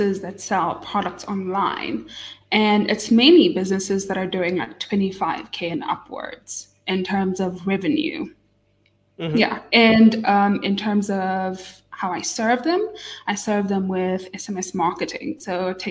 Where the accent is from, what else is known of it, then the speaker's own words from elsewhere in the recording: Namibia; now in Johannesburg, South Africa; I was born and raised here in Namibia, but I'm based in Johannesburg